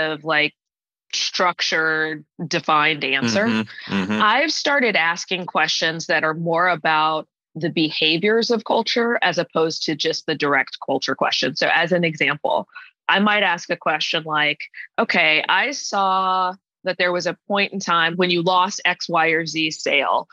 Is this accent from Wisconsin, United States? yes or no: no; Atlanta, Georgia, United States; moved away as an adult; also born or lived in Washington, D.C. / Indianapolis; now in New Jersey, United States; I call myself an Atlanta girl. I grew up in Atlanta. I actually moved there when I was in fifth grade and stayed there through, you know, when I went away to undergrad